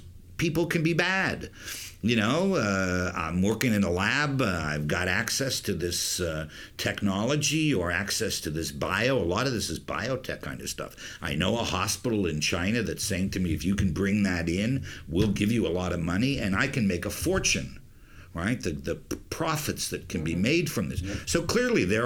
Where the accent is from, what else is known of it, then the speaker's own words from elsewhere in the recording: Canada; moved away; I'm Canadian, right? And I'm a Canadian